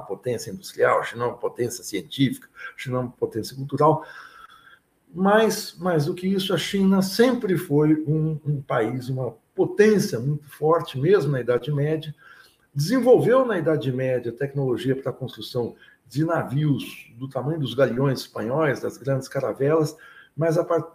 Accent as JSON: {"language": "Portuguese", "region": "interior of São Paulo", "country": "Brazil", "said": "Eu sou do interior aqui de São Paulo"}